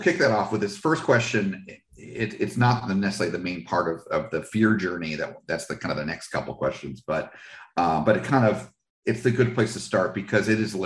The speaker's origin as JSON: {"language": "English", "region": "New Jersey", "country": "United States", "tie": "born or raised there", "also_born_or_lived": "California / Washington", "moved": "yes", "lives_now": "Florida, United States", "said": "I grew up in New Jersey"}